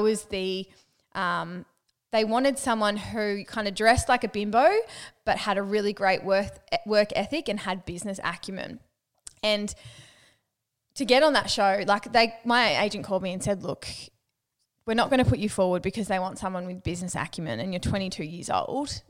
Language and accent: English; Newcastle, New South Wales, Australia; I'm from Newcastle. I cut my words in half